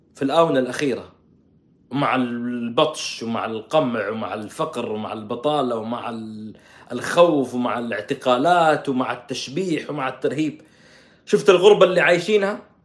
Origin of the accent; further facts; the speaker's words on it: Saudi Arabia; عندنا في السعوديه